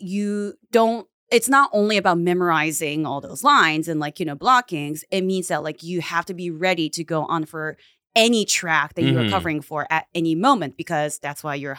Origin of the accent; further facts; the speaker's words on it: Japan; also born or lived in United States; So I was born in Japan, kind of raised in America, in the United States, and then like I've been like doing like a back and forth. So for elementary school, junior high, and high school, I was in Japan.